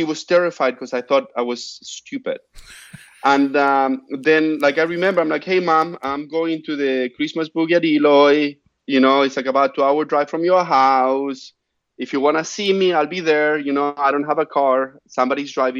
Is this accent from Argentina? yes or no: yes; Argentina; now in United States; my hometown in Argentina